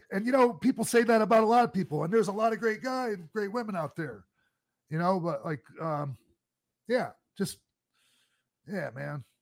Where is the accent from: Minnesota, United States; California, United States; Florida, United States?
Florida, United States; I grew up down in Florida